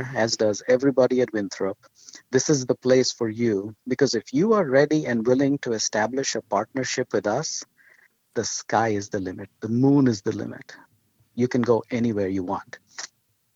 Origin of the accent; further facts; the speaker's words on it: India; moved away; my wife and I grew up in India